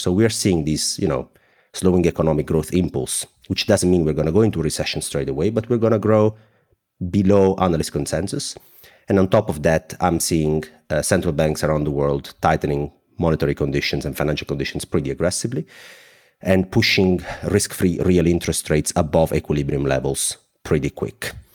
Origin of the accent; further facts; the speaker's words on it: Southern Italy, Italy; accent: thick; English is a second language; I am a 31 years old guy from the south of Italy. My accent is very thick